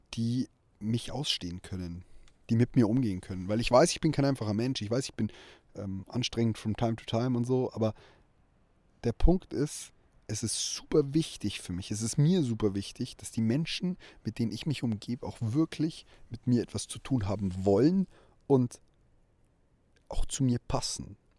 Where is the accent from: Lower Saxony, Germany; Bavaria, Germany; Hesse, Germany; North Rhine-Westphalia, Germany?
Bavaria, Germany; small town in; in meiner Heimatstadt die Personenmarke von mir irgendwie bereits in Kindheitstagen über meinen Namen definiert wurde